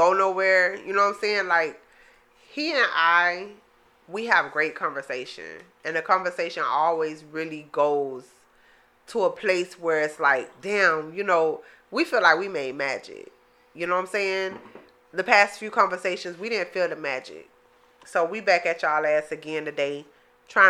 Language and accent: English; Miami, Florida, United States; Miami, Florida. Born and bred.